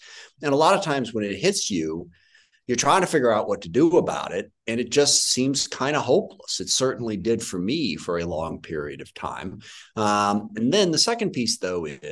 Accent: SeaTac, Washington, United States; I grew up in SeaTac, which is in the middle of the 9th District.

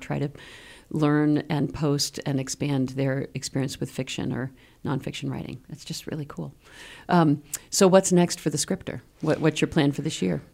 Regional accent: Maine, United States; also born or lived in Washington, D.C.; now in Keene, United States; I grew up in Maine.

